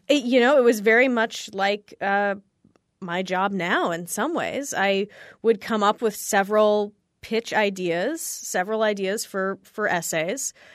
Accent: California, United States; I grew up in California

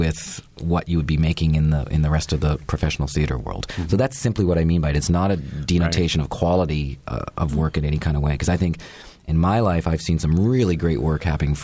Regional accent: Canada; moved away; I'm a Canadian

